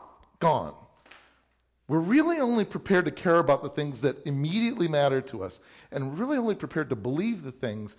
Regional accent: Illinois, United States; I grew up in Illinois, or I grew up in a church

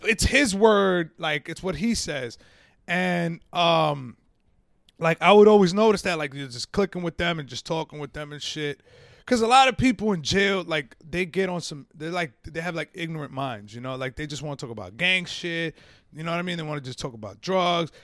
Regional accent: Yonkers, New York, United States; moved away as an adult; also born or lived in Central Alabama; I grew up in Yonkers

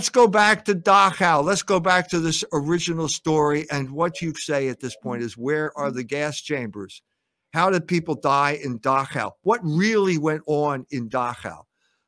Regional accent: Philadelphia, Pennsylvania, United States; moved away as an adult; also born or lived in Germany; I grew up in Philadelphia

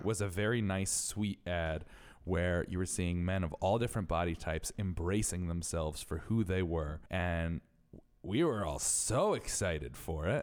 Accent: Connecticut, United States; I'm from Connecticut

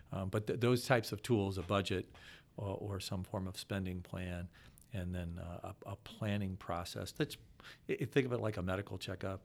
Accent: Akron, Ohio, United States; also born or lived in Williamsburg, Virginia; born and raised in Akron, one of, uh, six kids

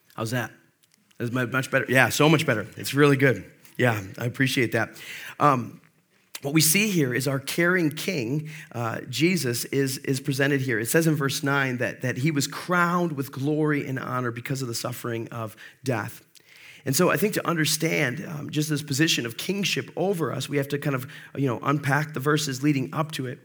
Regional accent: Monroe, United States; I grew up in Monroe

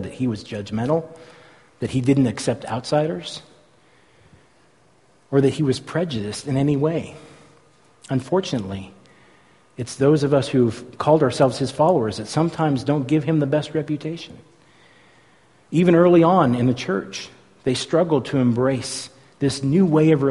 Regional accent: San Francisco Bay Area, California, United States; When I was a kid, I grew up in the San Francisco Bay Area

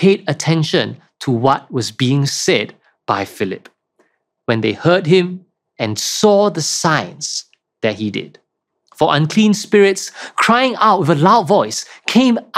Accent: Singapore; moved away as an adult; now in Kuala Lumpur, Malaysia; I'm from Singapore

